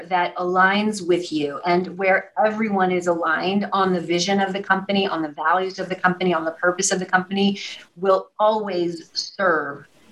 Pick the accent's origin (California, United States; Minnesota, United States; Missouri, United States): Missouri, United States; now in New York City, United States; I live in New York City across from Alvin Ailey Dance Theater, but I'm from Missouri. And what that means is that I'm a Midwestern girl